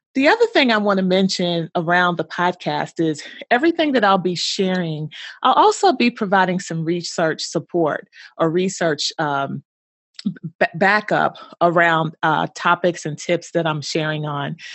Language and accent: English; Louisville, Kentucky, United States; moved away as an adult; also born or lived in Bloomington, Indiana; I'm originally from Louisville, Kentucky. Haven't lived there in many, many years, but that is my hometown.